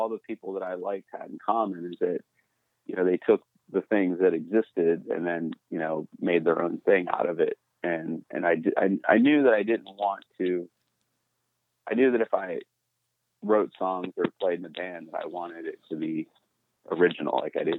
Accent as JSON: {"language": "English", "region": "Texas", "country": "United States", "tie": "born or raised there", "also_born_or_lived": "Iowa / Minnesota / Pennsylvania", "said": "I was born in Iowa and I lived in Minnesota. And then I say I grew up in Texas. It's kind of, Texas and Pennsylvania, probably the main two places, that I lived the longest."}